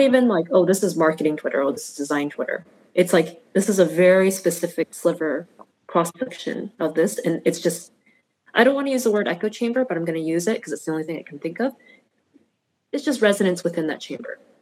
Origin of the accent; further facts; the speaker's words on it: United States; having been born and raised as an American